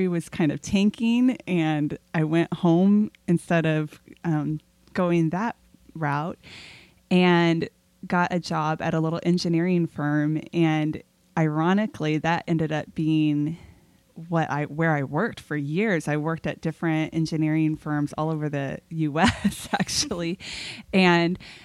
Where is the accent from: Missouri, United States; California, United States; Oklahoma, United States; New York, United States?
California, United States; Southern; I grew up in Southern California